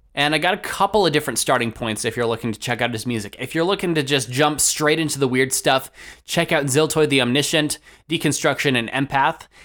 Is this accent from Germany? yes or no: no; Canada; I never really got to take part in a big part of being a Canadian